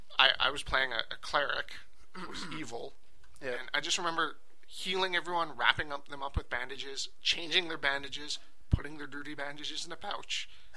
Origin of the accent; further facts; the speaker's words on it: the South, United States; I'm from the South, and I don't have an accent.